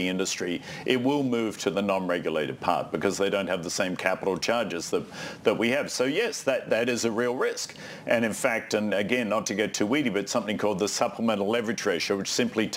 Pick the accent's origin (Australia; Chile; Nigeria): Australia; moved away; I'm Australian